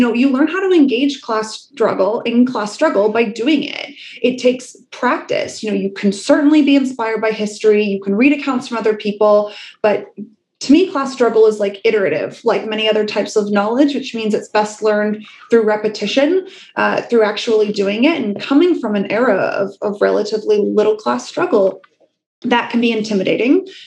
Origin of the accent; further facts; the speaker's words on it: Wales, United Kingdom; I was born in Wales. By the time I was born, you know, the mines were closed